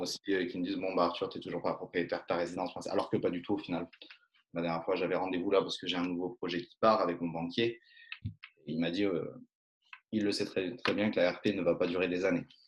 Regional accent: Drôme, near Romans, Valence, Auvergne-Rhône-Alpes, France; je suis originaire de la Drôme, en Rhône-Alpes, proche de Romans, Valence

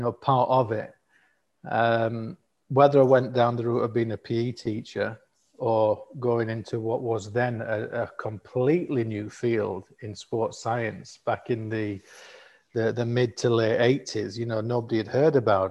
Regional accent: Elland, Yorkshire and the Humber, United Kingdom; accent: northern; moved away as an adult; now in Qatar; I'm from a little town called Elland, which is in West Yorkshire between Halifax and Huddersfield. That's where I was born and grew up

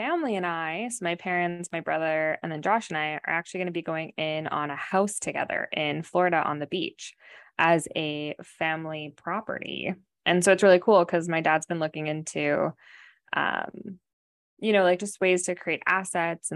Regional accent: Canada; moved away as an adult; now in United States; we're from Canada

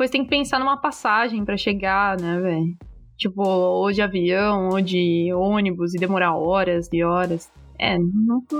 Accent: Santa Catarina, Brazil; moved away; eu venho de uma cidade pequena. Uhum. Eu venho de Santa Catarina.

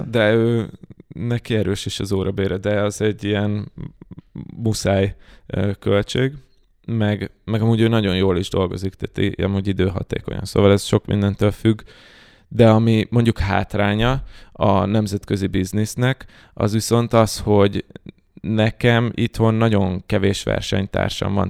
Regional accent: Hungary; magyarok vagyunk

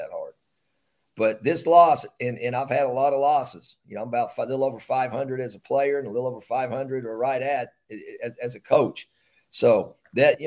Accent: Bartlesville, Oklahoma, United States; moved away; I'm from Bartlesville, Oklahoma

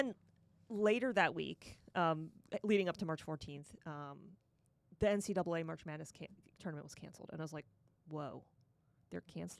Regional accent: Parkland, Florida, United States; also born or lived in Boca Raton; then my parents built a house in Parkland, and I grew up out in Parkland.

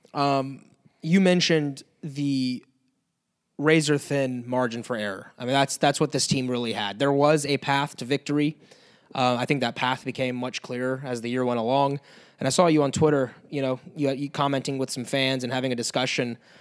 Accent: Tallahassee, Florida, United States; growing up in Tallahassee

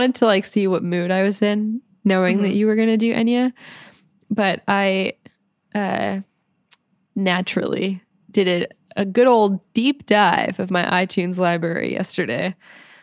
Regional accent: northeastern Pennsylvania, United States; also born or lived in Syracuse; I drove down from my hometown in northeastern Pennsylvania

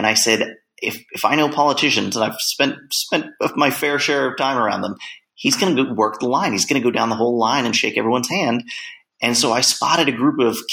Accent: Los Angeles, California, United States; I'm from Los Angeles

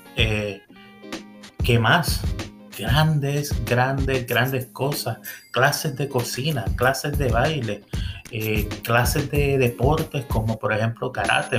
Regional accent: Puerto Rico; moved away as an adult; also born or lived in Miami; now in Central Florida, United States; yo vengo de una familia de Puerto Rico

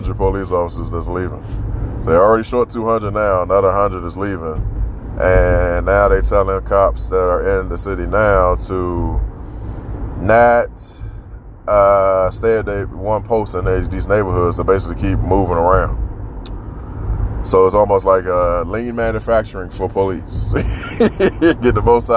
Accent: Washington, District of Columbia, United States; my hometown, D.C.

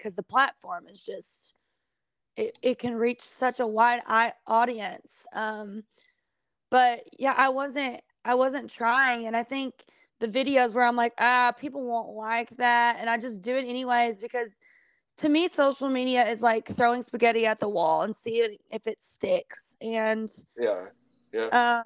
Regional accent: Kentucky, United States; moved away; She was from my hometown

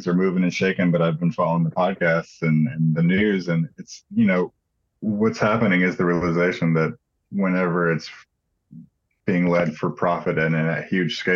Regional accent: Houston, Texas, United States; I grew up in Houston

